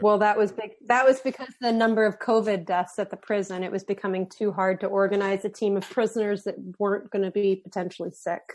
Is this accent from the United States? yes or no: yes; Philadelphia, Pennsylvania, United States; I'm from Philly.